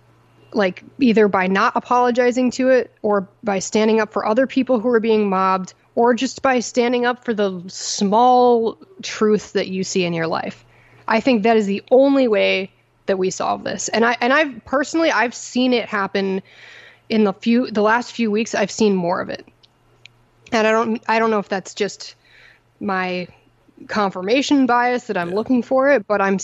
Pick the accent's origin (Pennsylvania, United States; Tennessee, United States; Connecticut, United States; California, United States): Connecticut, United States; also born or lived in upstate New York; growing up in Connecticut and then getting educated in Connecticut and in upstate New York and then in Connecticut again for law school